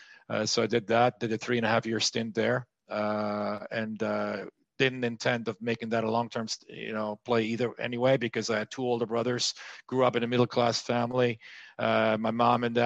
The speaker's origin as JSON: {"language": "English", "country": "France", "also_born_or_lived": "United States", "moved": "as an adult", "said": "I moved from France to the U.S., spent 25 years there and came back in 2018"}